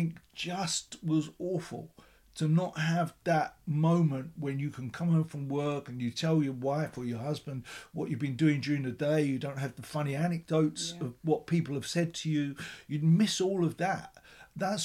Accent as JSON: {"language": "English", "region": "London", "country": "United Kingdom", "tie": "born or raised there", "said": "Gary and I were born in Islington, my brother and I, with my mum and dad living in a tiny little council house"}